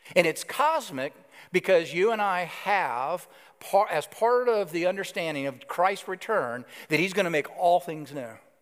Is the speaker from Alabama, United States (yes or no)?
yes; Alabama, United States; now in New York City, United States; I grew up in Alabama, and you'll know that shortly, the accent.